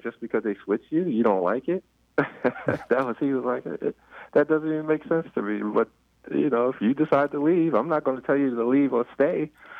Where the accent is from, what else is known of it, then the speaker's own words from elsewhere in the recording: New York City, New York, United States; moved away as an adult; also born or lived in Iowa City; now in Washington, D.C., United States; I grew up in Queens.